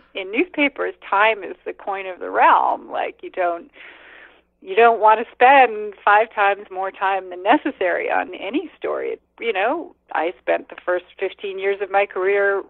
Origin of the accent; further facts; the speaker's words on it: United States; moved away; also born or lived in India; as an American